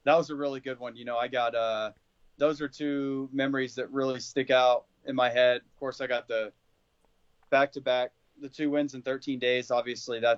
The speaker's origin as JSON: {"language": "English", "town": "Azle", "region": "Texas", "country": "United States", "also_born_or_lived": "Florida", "said": "That's where I'm from Azle, just outside of Fort Worth"}